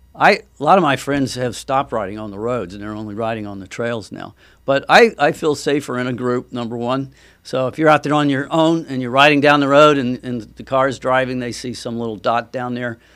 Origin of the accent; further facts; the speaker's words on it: Treasure Coast, Florida, United States; I grew up on the Treasure Coast.